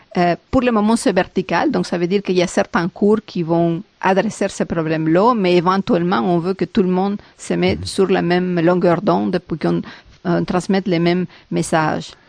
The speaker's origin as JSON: {"language": "French", "country": "Peru", "moved": "yes", "lives_now": "Montreal, Canada", "said": "je viens du Pérou."}